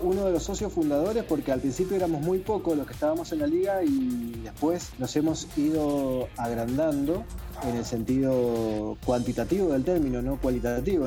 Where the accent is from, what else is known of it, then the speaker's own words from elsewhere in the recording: Mendoza, Argentina; Sebastián y yo somos de Mendoza, estamos a mil kilómetros de, Buenos Aires